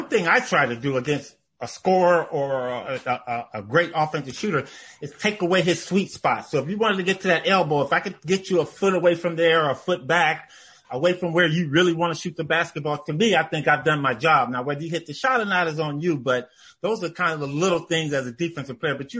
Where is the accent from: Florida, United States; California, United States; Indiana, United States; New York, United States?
California, United States; Los Angeles; a young person growing up in Los Angeles